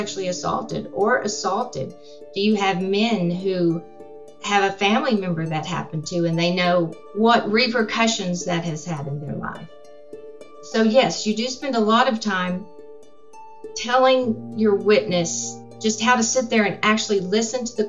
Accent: San Angelo, Texas, United States; And I was born in San Angelo. I have family in San Angelo

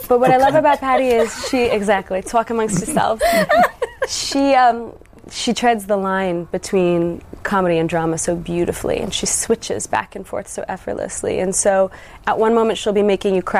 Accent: Toronto, just outside Hamilton, Ontario, Canada; I'm from Toronto, just outside Hamilton, Ontario

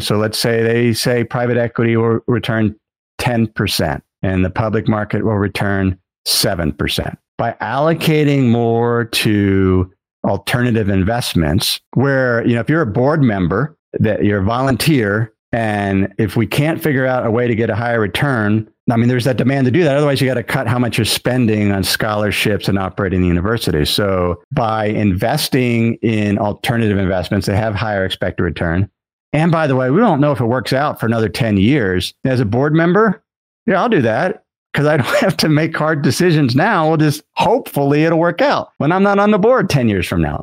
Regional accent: Cincinnati, Ohio, United States; moved away; my hometown where I grew up was Cincinnati

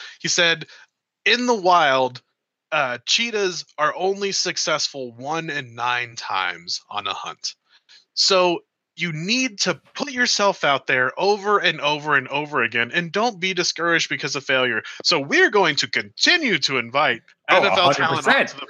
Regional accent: Texas, United States; and as a Texan, generally disparage every other part of the country other than the exact part of Texas that I'm in.

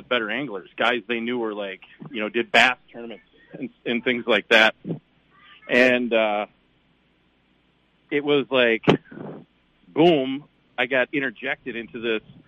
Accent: Chisago City, Minnesota, United States; moved away as an adult; now in Garrison, United States; Growing up in Chisago, and then my grandparents had a place

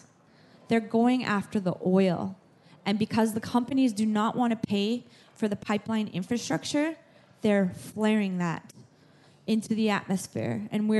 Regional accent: North Dakota, United States; I am from the United States in North Dakota.

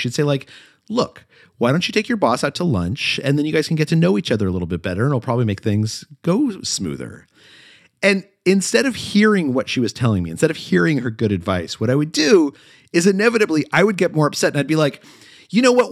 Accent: Albuquerque, New Mexico, United States; moved away as an adult; I grew up in Albuquerque, New Mexico, and I was thinking of going back to New Mexico

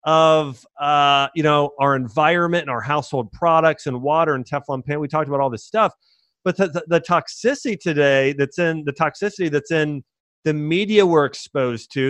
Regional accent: Columbus, Ohio, United States; I grew up in Columbus, Ohio.

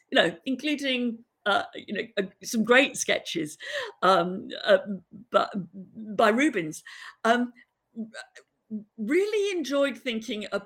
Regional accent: England, United Kingdom; we all were growing up in England

